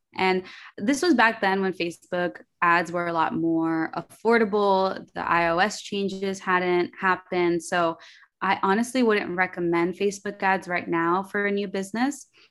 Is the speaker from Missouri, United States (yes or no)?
no; New York City, New York, United States; English is a second language; I was born in Queens, in New York, um, to a Colombian mother, Dominican father, and I grew up very artistic